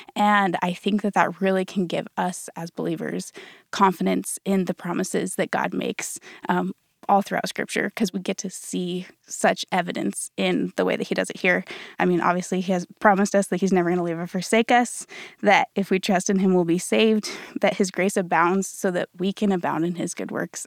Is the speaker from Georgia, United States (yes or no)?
no; Colorado, United States; moved away as an adult; now in Dallas, United States; I'm from Colorado originally